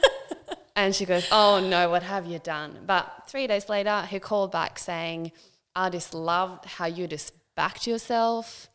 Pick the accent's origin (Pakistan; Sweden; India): Sweden; moved away as an adult; now in Central Coast, Australia; I grew up in a small town um, in Sweden. Um, lived there um, up until I was 18